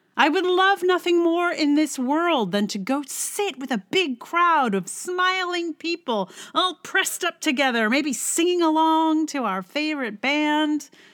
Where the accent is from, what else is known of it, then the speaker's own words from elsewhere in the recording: Virginia, United States; now in New York, United States; I'm not even from West Virginia, I'm from Virginia, which is a whole other state